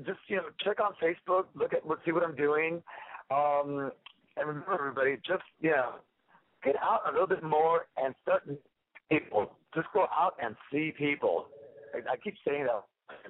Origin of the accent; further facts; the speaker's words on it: New York, United States; No. I'm from New York. What are you talking about?